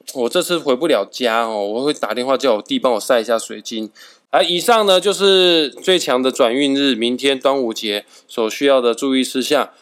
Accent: Kaohsiung, Taiwan; now in northern Taiwan; 毕竟我是高雄人来的

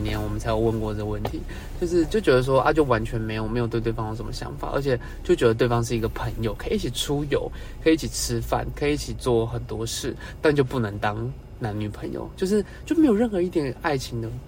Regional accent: Taipei, Taiwan; 我是台北人

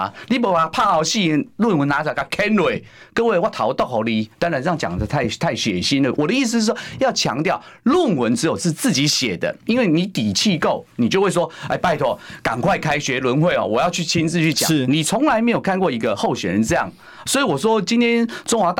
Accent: Taiwan; 各位，这就是违背我们台湾人的常常理的经验法则。

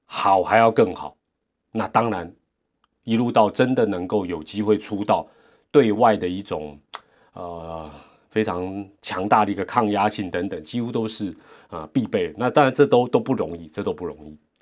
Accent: Taiwan; 我们台湾也没有那个环境

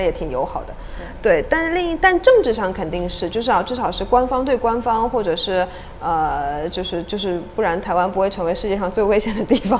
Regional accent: China; moved away as an adult; also born or lived in Hong Kong; now in Taiwan; 我出生成长在中国大陆，嗯。然后我在香港念书工作，然后我现在暂时居住在 在台湾

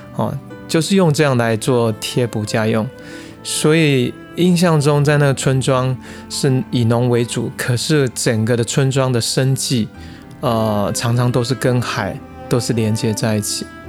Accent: Hsinchu, Taiwan; 我是出生在新竹的乡下，那时候我们的村庄叫做虎山村，呃，它是一个大概不到一百人的小村庄哦，然后我们家应该是说邻居大部分都是佃农，呃，田地是由地主，所以小时候家里真的还蛮穷的

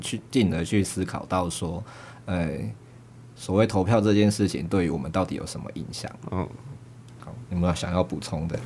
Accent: Nantou County, Taiwan; 我是南投人

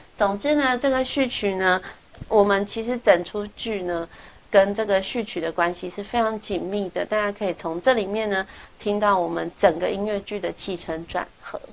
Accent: Taiwan; 我们台湾人

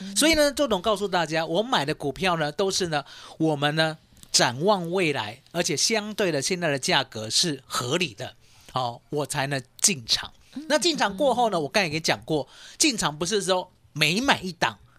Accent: Taiwan; 我们台湾人很厉害哦

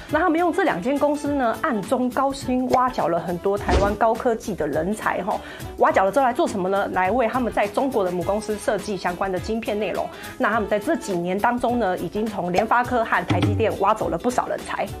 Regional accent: Taiwan; 我是台湾

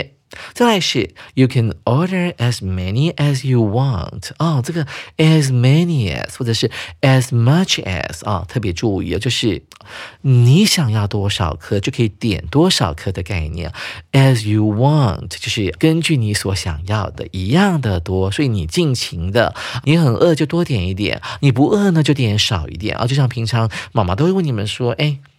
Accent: China; 不会像我们中国人是拿来单吃的啊

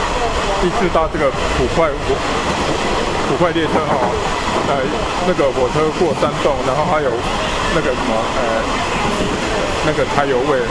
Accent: Tainan, Taiwan; 哎，我是从那个台南市来的。

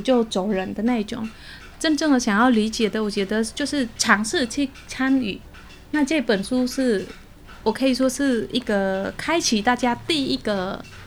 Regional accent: Cambodia; Chinese is a second language; now in Taiwan; 因为柬埔寨算是佛教国家， 嗯是 然后因为我们在那边都是会跟长辈们每个节日都会一起过这样子，

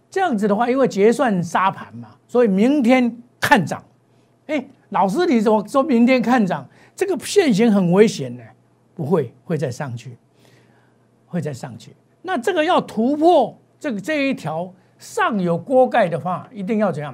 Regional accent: Taiwan; 我们台湾人

